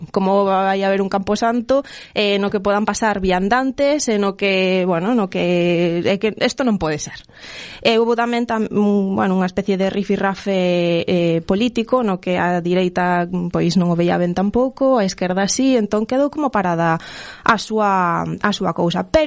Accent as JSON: {"language": "Galician", "town": "A Coruña", "region": "Galicia", "country": "Spain", "said": "hai o Cine París da Coruña, a mí sabes que me gusta moito a arquitectura e a miña cidade"}